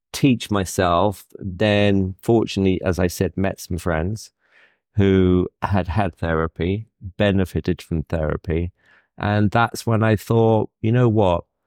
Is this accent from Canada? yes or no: no; United Kingdom; as a Brit